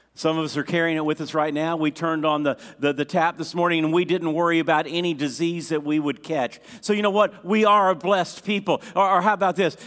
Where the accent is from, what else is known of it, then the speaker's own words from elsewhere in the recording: United States; As an American